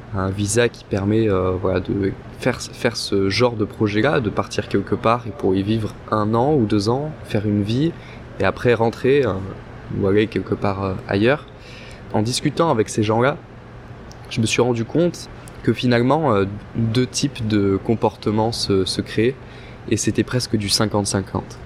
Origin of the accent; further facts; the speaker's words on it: France; now in Montreal, Canada; on est français